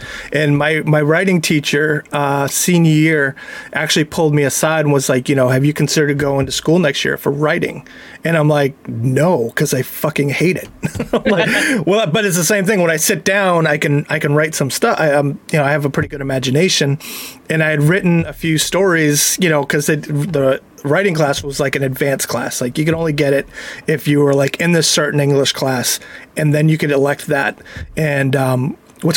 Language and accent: English; Plympton, Massachusetts, United States; also born or lived in Boston; I grew up in Plimpton, which, if you don't know, is the hometown of Deborah Sampson